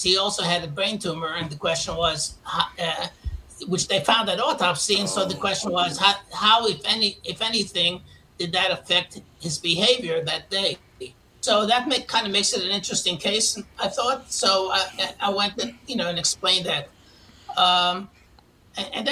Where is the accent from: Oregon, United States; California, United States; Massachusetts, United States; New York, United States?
New York, United States; New York City; born or raised there; moved away as an adult